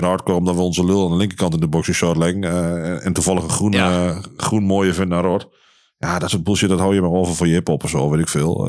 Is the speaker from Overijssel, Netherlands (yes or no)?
yes; Wien, Overijssel, Netherlands; also born or lived in Enschede / Hengelo; ben van oorsprong kom ik uit Wien